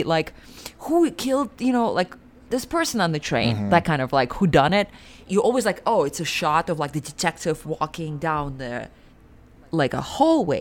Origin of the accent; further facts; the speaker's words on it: Siberia, Russia; moved away; also born or lived in New York; I grew up in Siberia